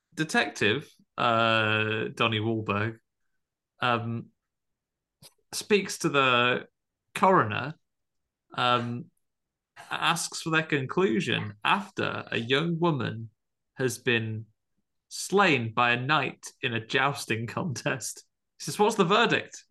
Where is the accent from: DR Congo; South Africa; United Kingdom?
United Kingdom; Tamworth, West Midlands; growing up in Tamworth